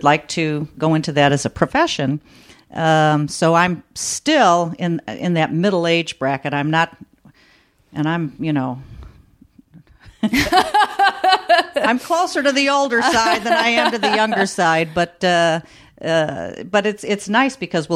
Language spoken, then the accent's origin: English; Chicago, Illinois, United States; also born or lived in South Holland, Illinois; I grew up on the south side of Chicago, and then we moved to a suburb when I was in seventh grade. And so for 6 years, I lived in South Holland, Illinois, it's called